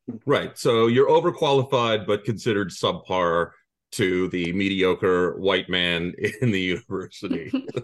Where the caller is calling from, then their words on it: Quebec, Canada; Of course, I'm calling from the Eastern Townships in Quebec.